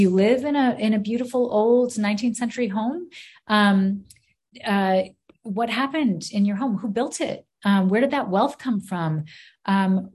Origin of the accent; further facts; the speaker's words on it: Maine, United States; for those of us who were born here